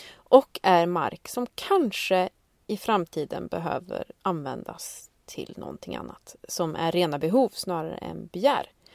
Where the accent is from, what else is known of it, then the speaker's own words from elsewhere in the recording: Sweden; vi svenskar